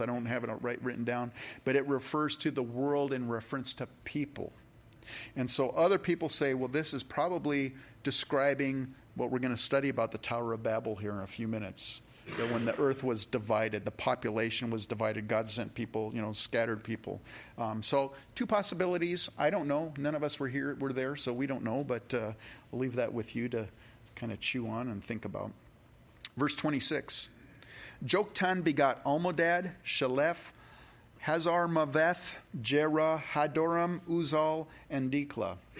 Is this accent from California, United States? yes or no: yes; California, United States; now in Rochester, United States; I grew up in California